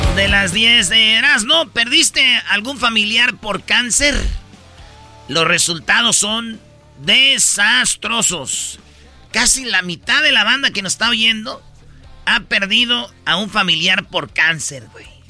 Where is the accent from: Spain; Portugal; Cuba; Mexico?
Mexico; central Mexico; que somos del centro de la República